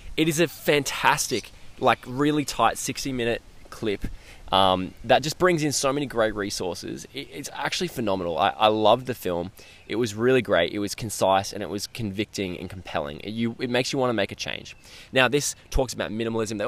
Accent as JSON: {"language": "English", "region": "Queensland", "country": "Australia", "tie": "born or raised there", "said": "I was getting ready to move back to Queensland, where I currently am now"}